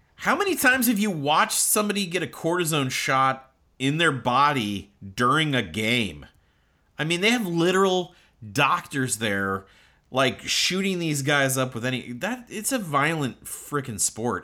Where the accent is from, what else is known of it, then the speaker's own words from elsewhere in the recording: Omaha, Nebraska, United States; we're both from Omaha